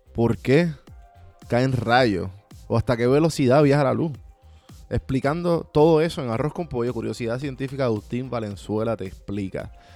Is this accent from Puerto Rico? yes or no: yes; Puerto Rico; Como puertorriqueño